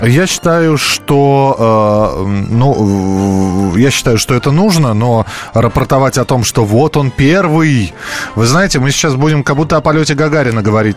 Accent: Moscow, Russia; москвич, проживший сорок лет в Москве

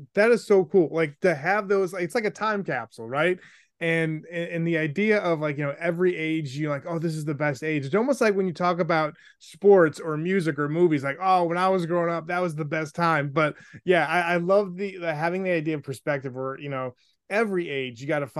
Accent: Buffalo, New York, United States; also born or lived in South Bend; growing up in Buffalo, like my mom, God rest her soul, like, you know, loved Sabres hockey, loved Buffalo Bills. And we moved around a lot.

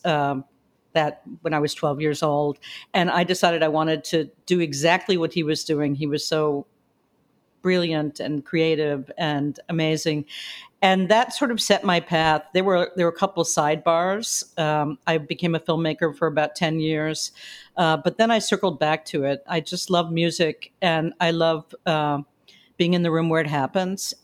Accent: New York City, New York, United States; I was born in the Bronx at Sarah Lawrence Hospital.

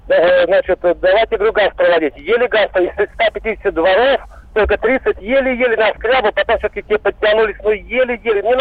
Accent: Vladimir, Vladimir Oblast, Russia; Из города Владимира

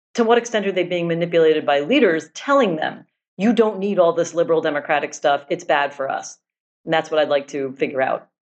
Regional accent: United States; moved away; also born or lived in Israel; I am American

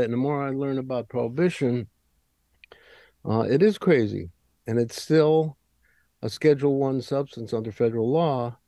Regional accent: Hartford, Connecticut, United States; I grew up in Hartford

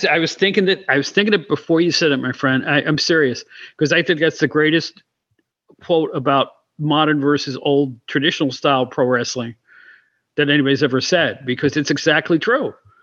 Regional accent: Albany, New York, United States; I grew up near Albany, New York, and I used to go to the Washington Avenue Armory to watch my WWF wrestling.

